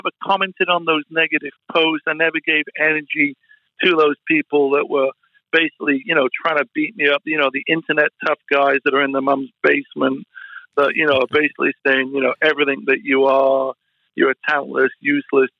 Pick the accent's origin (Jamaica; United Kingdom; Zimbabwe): United Kingdom; Sheffield, Yorkshire and the Humber; moved away as an adult; now in Los Angeles, United States; the house that I grew up in Sheffield